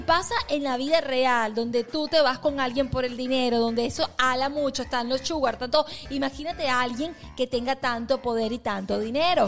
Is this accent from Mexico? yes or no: no; Venezuela; moved away